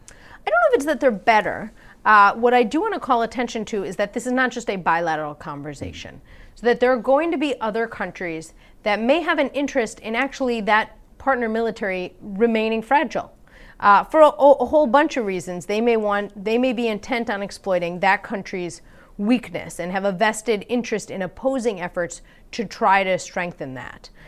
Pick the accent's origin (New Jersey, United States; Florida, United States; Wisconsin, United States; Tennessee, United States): Wisconsin, United States; I'm from Wisconsin.